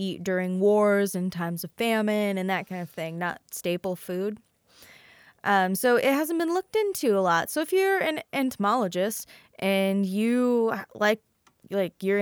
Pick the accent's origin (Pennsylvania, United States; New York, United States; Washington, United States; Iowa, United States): Iowa, United States; I grew up in Midwestern Iowa